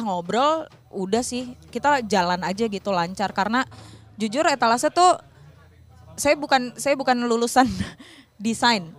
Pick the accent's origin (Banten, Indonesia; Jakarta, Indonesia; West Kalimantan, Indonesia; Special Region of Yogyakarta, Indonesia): Jakarta, Indonesia; moved away as an adult; Kita berdua dari Jakarta